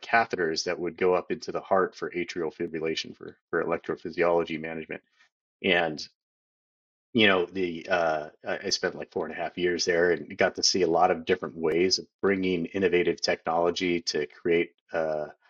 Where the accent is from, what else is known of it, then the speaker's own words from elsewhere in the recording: Tracy, California, United States; So I grew up in California, born and raised in the Central Valley, actually a town called Tracy.